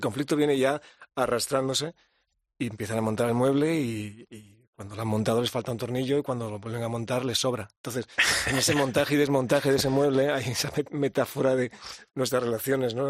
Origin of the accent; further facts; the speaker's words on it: Andalusia, Spain; also born or lived in London; al menos yo también soy andaluz